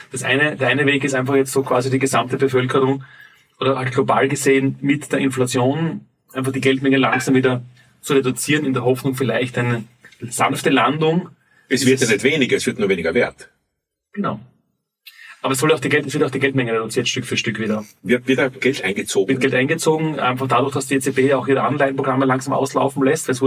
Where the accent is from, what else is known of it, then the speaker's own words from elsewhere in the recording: Graz, Styria, Austria; born there; Ich bin in Graz geboren, 1977